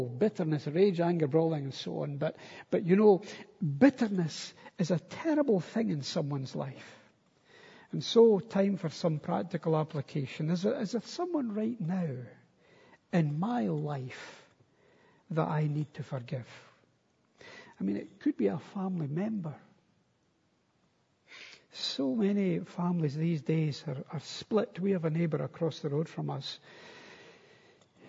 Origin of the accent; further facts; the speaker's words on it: Stenhousemuir, Scotland, United Kingdom; moved away as an adult; also born or lived in Istanbul; I was from Stenhouse Muir